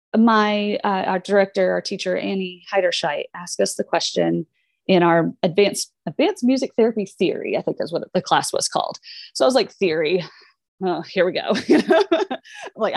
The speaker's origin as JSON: {"language": "English", "region": "Southern Indiana", "country": "United States", "also_born_or_lived": "Minneapolis, Minnesota", "said": "I am from Indiana, Southern Indiana. We are the south of the north"}